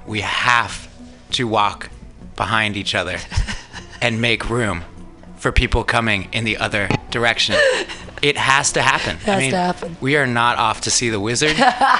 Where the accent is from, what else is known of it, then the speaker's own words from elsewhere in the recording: California, United States; that's me having the luxury of that opinion growing up in California.